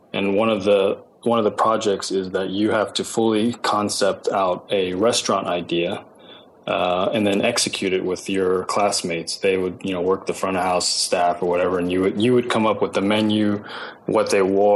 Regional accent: Houston, Texas, United States; moved away as an adult; also born or lived in Ithaca, New York; now in Los Angeles, United States; growing up in Texas

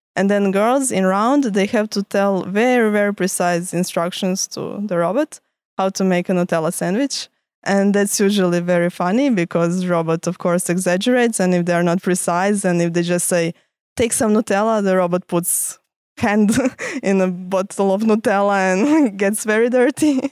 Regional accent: Croatia; moved away as an adult; now in Lausanne, Switzerland; I come from Croatia. That's where I studied

